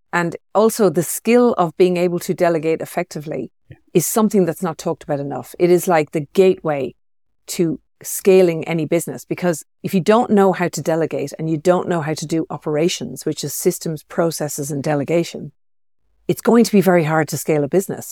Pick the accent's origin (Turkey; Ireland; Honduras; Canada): Ireland; moved away as an adult; also born or lived in Sydney, Australia; now in Chamonix, France; being Irish background, I grew up with that, so we call it soft rain. And uh, yeah. I, I moved away from that about twenty years ago